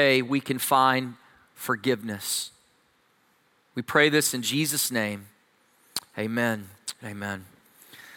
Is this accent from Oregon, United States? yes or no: no; Texas, United States; I'm from Texas